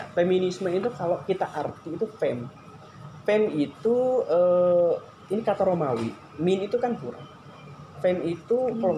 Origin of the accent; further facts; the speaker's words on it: East Java, Indonesia; moved away; Kalau asal asli Jawa Timur, Wong Duro